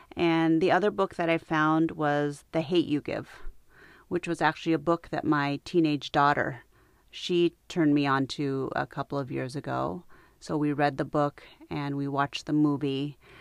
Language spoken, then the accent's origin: English; United States; I was born in the United States. My parents were not.